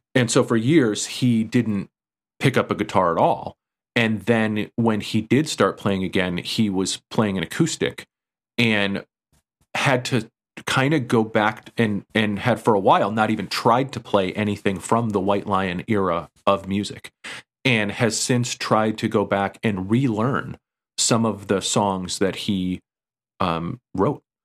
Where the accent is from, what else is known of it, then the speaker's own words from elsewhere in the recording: East Coast, United States; growing up on the East Coast